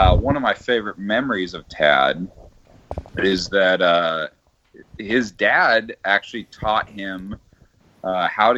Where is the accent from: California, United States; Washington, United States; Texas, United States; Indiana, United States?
Washington, United States; Arlington; born or raised there; also born or lived in Canada